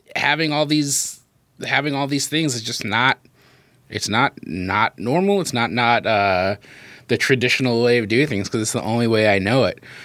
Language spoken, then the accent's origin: English; United States; we definitely have the most American upbringing